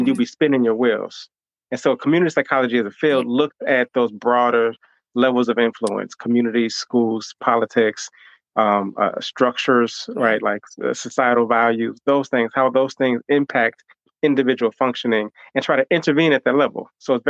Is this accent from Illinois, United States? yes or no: yes; Chicago, Illinois, United States; also born or lived in Hampton, Virginia / Atlanta, Georgia; came back home to Chicago, where I'm from, really just to give back and to connect to the people